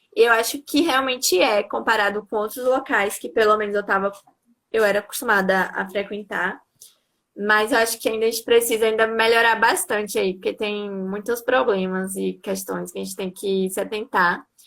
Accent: Santo Antônio de Jesus, Bahia, Brazil; also born or lived in Salvador; Eu sou de Santo Antônio de Jesus, que é uma cidade do interior da Bahia, mas estava morando até pouco tempo atrás

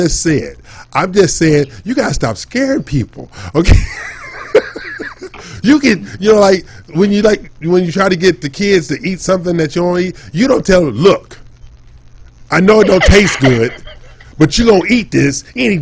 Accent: Los Angeles, California, United States; I'm from Los Angeles

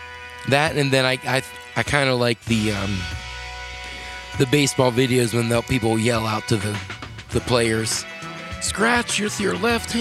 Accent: Rogers, United States; growing up in Rogers

